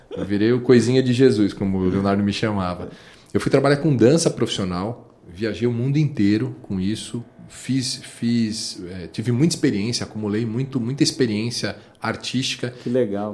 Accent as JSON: {"language": "Portuguese", "region": "São Paulo", "country": "Brazil", "tie": "born or raised there", "said": "a gente é de São Paulo, periferia de São Paulo, Pirituba. É, nós nascemos"}